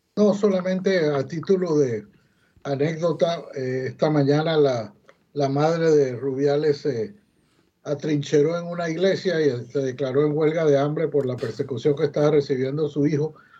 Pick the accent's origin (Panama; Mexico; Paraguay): Panama; somos los panameños los que estamos manejando el canal